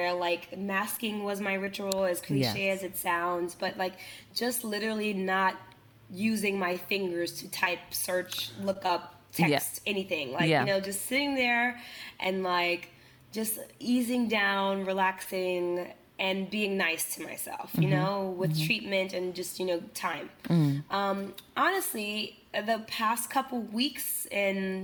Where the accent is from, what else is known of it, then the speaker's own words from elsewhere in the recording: Senegal; English is a second language; now in New York, United States; back home in Senegal